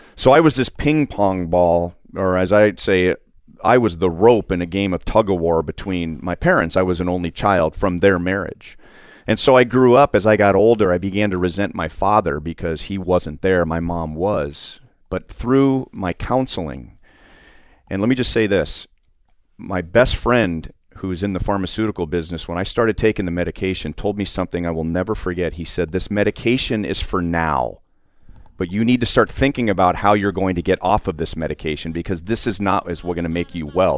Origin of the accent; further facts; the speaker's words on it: Los Angeles, California, United States; I grew up in Los Angeles